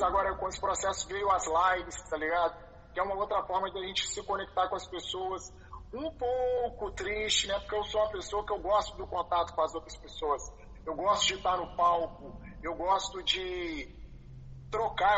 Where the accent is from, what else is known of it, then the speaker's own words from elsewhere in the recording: Belo Horizonte, Minas Gerais, Brazil; moved away as an adult; now in Rio de Janeiro, Brazil; eu sou de BH